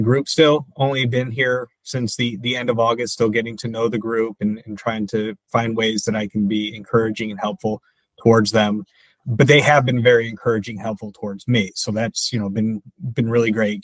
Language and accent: English; Michigan, United States; also born or lived in New Jersey; now in Wilmington, United States; I grew up in Michigan